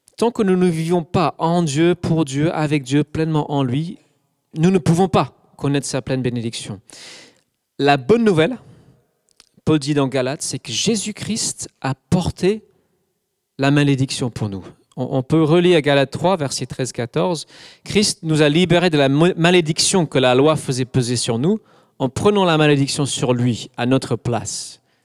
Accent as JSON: {"language": "French", "region": "England", "country": "United Kingdom", "tie": "born or raised there", "also_born_or_lived": "Scotland", "second_language": "French", "moved": "as an adult", "lives_now": "Alsace, France", "said": "Je suis anglais. J'ai vécu jusqu'à 24-25 ans en Angleterre"}